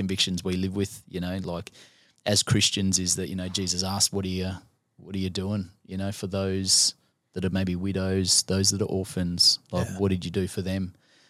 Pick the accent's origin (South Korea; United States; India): India; It's easy for me to align with it because I am Indian.